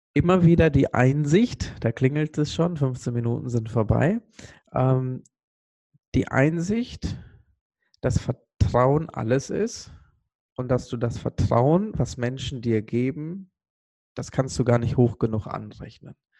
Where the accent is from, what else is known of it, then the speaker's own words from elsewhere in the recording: Sri Lanka; moved away; ich komme ursprünglich aus Sri Lanka